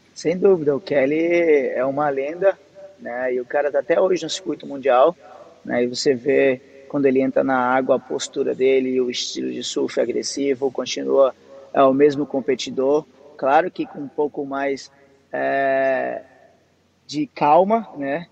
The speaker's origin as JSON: {"language": "Portuguese", "region": "Northeast Region", "country": "Brazil", "tie": "born or raised there", "said": "desde criança eu nasci no Nordeste"}